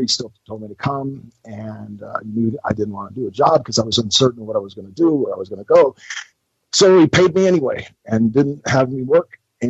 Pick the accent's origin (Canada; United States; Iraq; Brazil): United States; Tampa, Florida; also born or lived in Indiana; growing up in Tampa was just really good to me.